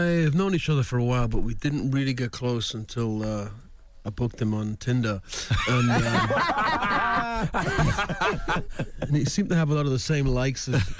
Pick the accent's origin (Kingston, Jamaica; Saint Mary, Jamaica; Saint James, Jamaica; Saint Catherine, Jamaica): Kingston, Jamaica; Rae Town; now in United States; I'm from the hood. I'm from Raytown. I've lived in a tenement job my whole life, you know, until I came to the States.